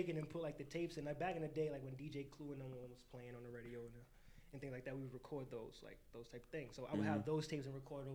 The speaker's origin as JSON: {"language": "English", "town": "New York City", "region": "New York", "country": "United States", "tie": "born or raised there", "said": "I'm a kid from the Bronx, born and raised"}